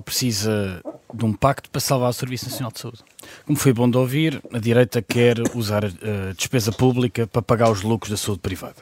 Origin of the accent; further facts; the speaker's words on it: Portugal; nós, enquanto portugueses e portugueses, também temos uma história